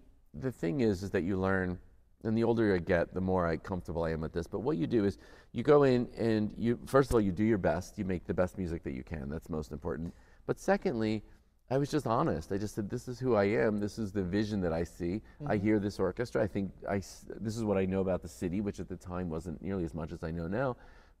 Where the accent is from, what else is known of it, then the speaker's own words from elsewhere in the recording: United States; now in Windsor, Canada; I'm an American.